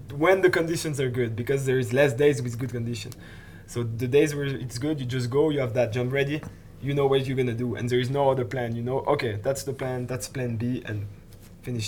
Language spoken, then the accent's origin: English; Switzerland; from Switzerland as well